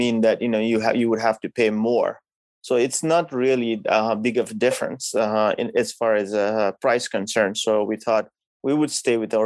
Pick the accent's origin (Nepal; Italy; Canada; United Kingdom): Nepal; now in Ipswich, United States; growing up in a country like Nepal. You know, that's where I'm from